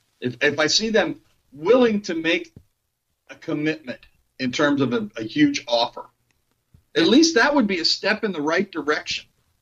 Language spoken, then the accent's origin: English; Missouri, United States; but I'm from Missouri. They have to show me before I'm going to believe it.